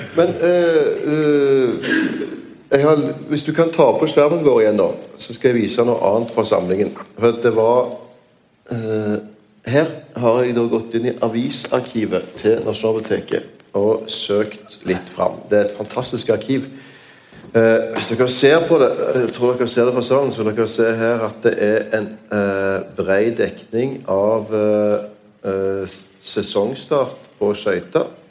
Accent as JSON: {"language": "Norwegian", "town": "Stavanger", "region": "Rogaland", "country": "Norway", "tie": "born or raised there", "said": "min hjemby Stavanger"}